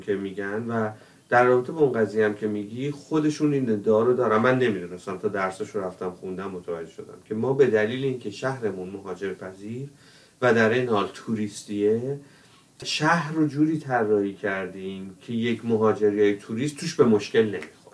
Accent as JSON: {"language": "Persian", "town": "Tehran", "region": "Tehran Province", "country": "Iran", "tie": "born or raised there", "moved": "as an adult", "said": "من تو تهران بزرگ شدم"}